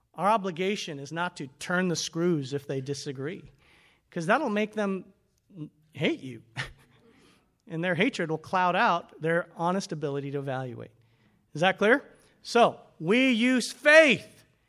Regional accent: United States; we were raised up in America

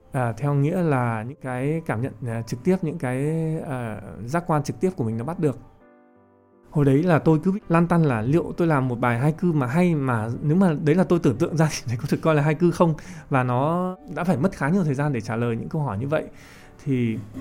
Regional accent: Vietnam; chúng mình là người Việt Nam

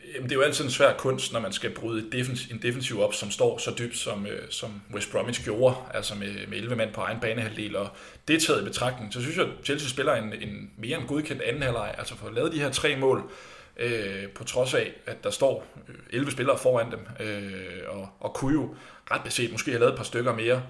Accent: Denmark

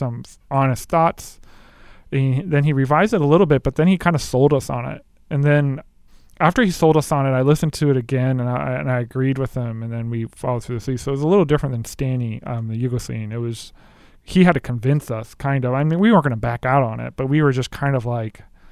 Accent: Japan; moved away; I can speak Japanese. I grew up in Japan

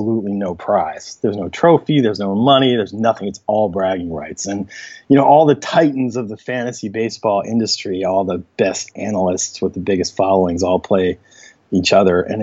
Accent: Michigan, United States; moved away as an adult; now in New York City, United States; I am from Michigan. I went to the University of Michigan, and I live in New York City. I've been here for about 20 years

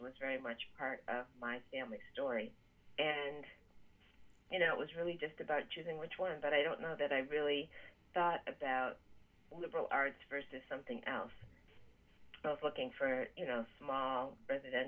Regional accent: Bridgewater, Massachusetts, United States; moved away as an adult; also born or lived in Ann Arbor, Michigan; I grew up in Bridgewater, Massachusetts. My father was a professor at Bridgewater State College, now Bridgewater State University, and my parents moved to Massachusetts when I was four

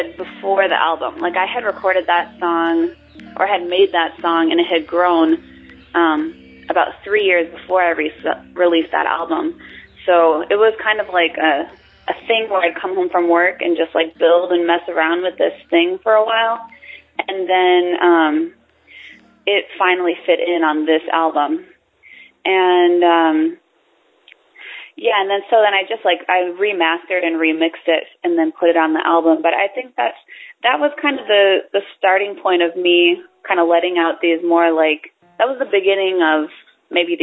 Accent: Superior, United States; now in New York, United States; growing up in Superior

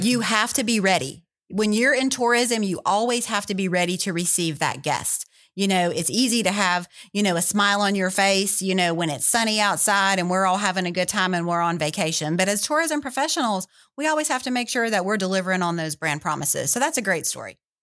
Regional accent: Louisiana, United States; I was born and raised in Louisiana

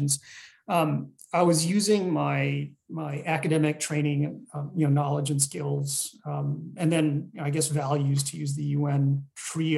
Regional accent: Los Angeles, California, United States; also born or lived in Taunggyi, Shan State, Myanmar / Sweden; So I spent most of my life in America, predominantly in Los Angeles

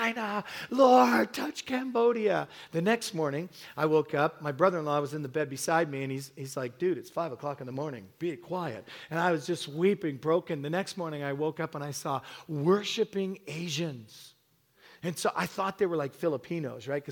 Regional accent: England, United Kingdom; also born or lived in Hamilton / Toronto; now in Canada; I was born in England, and so my mom cooked with one spice, salt

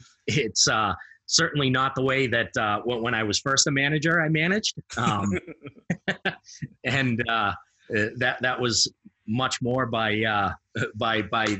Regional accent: Massachusetts, United States; I'm from Massachusetts.

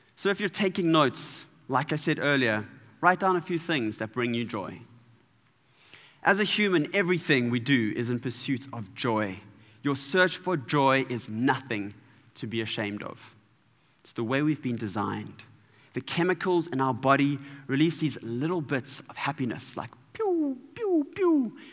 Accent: Durban, KwaZulu-Natal, South Africa; I'm from Durban

